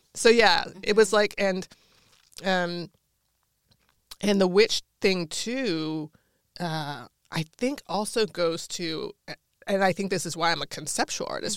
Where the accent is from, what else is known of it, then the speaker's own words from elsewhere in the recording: Washington, District of Columbia, United States; moved away; so I grew up in Washington, D C